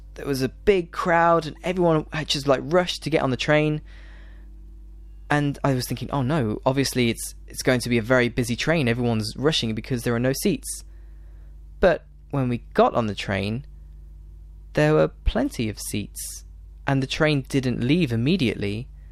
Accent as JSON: {"language": "English", "area": "the Midlands", "region": "England", "country": "United Kingdom", "accent": "some Northern things and some Southern things", "said": "I'm from right in the middle"}